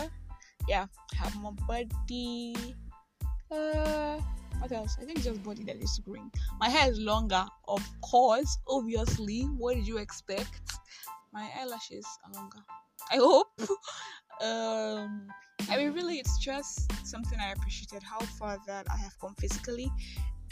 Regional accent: Nigeria; I am that Nigerian Christian talkaholic

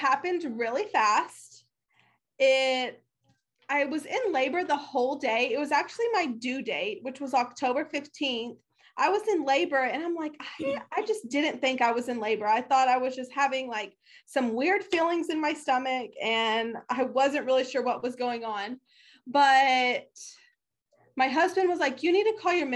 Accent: Oklahoma, United States; now in Texas, United States; I am from Oklahoma. I currently live in Texas

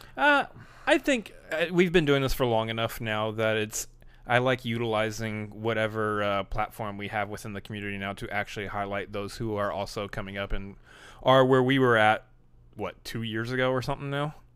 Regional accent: Texas, United States; you also say y'all because we're from Texas

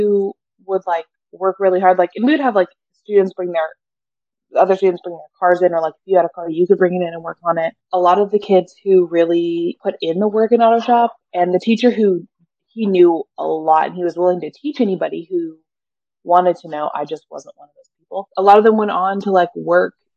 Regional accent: Northeastern California, United States; I grew up in Northeastern California

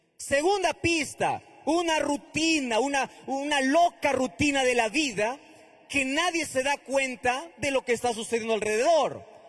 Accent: northern Peru, Peru; Prediqué en el norte de, del Perú, cerca, cerca de, mi tierra

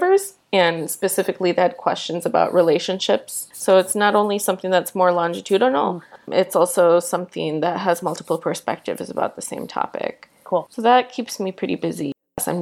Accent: Michigan, United States; moved away; also born or lived in Washington, D.C.; I'm a Midwesterner and I love my state

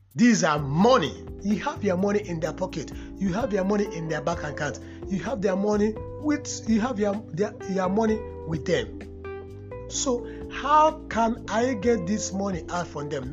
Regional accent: Nigeria; as a Nigerian

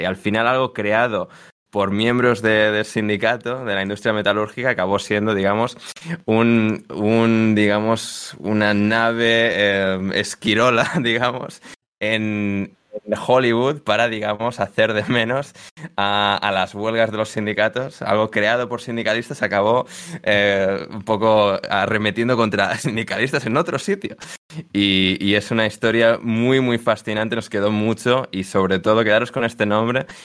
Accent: Spain; somos españoles

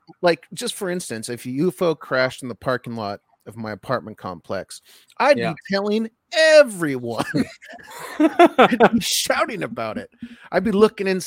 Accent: Montana, United States; I grew up in Montana

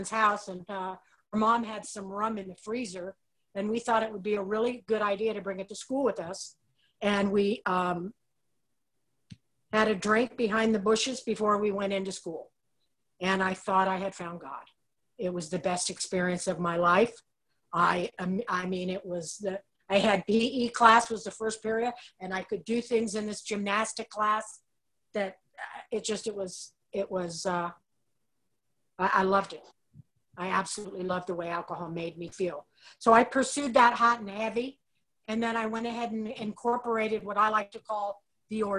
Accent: Los Angeles, California, United States; I was born and raised in the San Fernando Valley in Los Angeles, California, North Hollywood

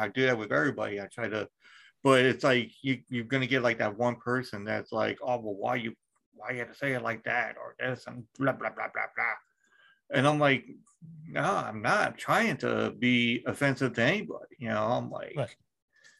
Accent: United States; I'm American

